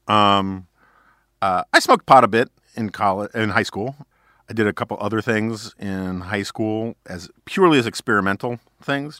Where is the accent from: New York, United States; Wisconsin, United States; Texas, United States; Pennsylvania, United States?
New York, United States; New York City; growing up in New York City on the Upper West Side